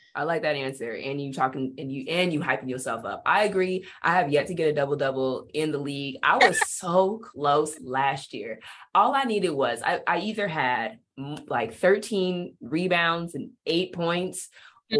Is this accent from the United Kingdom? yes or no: no; Bakersfield, California, United States; moved away as an adult; also born or lived in Hungary / Turkey; now in Arizona, United States; I'm from Bakersfield, California